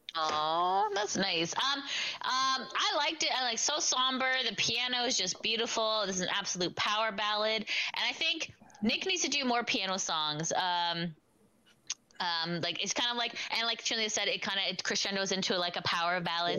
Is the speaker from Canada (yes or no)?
yes; Canada; I'm Italian, but I'm also Canadian